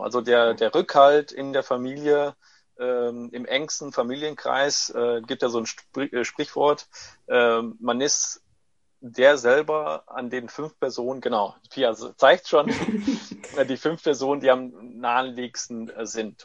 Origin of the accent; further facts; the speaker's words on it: Heiden, North Rhine-Westphalia, Germany; German is a second language; also born or lived in Corato, Apulia, Italy; geborener Italiener, äh, mit neun Jahren nach äh, Deutschland gekommen, direkt nach Heiden